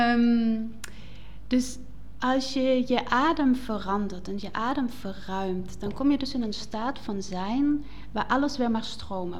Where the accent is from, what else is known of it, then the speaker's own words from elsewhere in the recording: Black Forest, Baden-Württemberg, Germany; accent: German; Dutch is a second language; moved away as an adult; also born or lived in Netherlands; now in Nijmegen, Netherlands; Ik kom uit een mooie zwarte woud in het zuiden van Duitsland. Mhm. Ik ben opgegroeid op een boerderij en ehm, sinds, oeh, even rekenen, acht jaar leef ik in Nederland